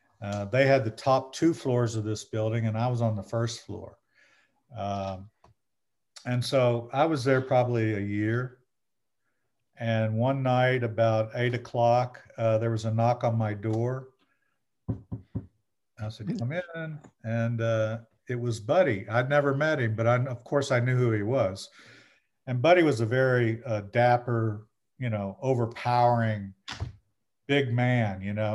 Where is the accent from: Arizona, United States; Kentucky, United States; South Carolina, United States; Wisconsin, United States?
Kentucky, United States; Bardstown; I'm this guy from Bardstown, Kentucky.